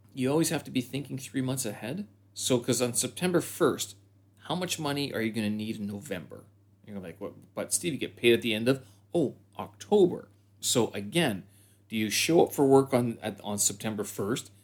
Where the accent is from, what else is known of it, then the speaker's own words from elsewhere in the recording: Canada; moved away as an adult; now in Beijing, China; I'm a Canadian expat here in Beijing.